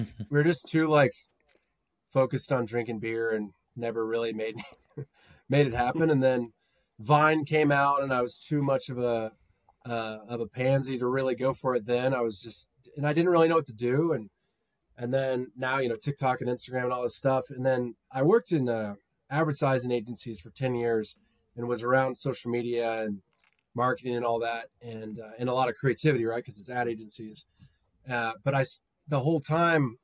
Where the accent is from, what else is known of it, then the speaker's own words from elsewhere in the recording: Edwards, Colorado, United States; moved away as an adult; also born or lived in Denver, Colorado; now in Dallas, United States; I was born in Dallas, but moved to Colorado in 1997 with my family. We lived in a town called Edwards, which is near Beaver Creek in Vail.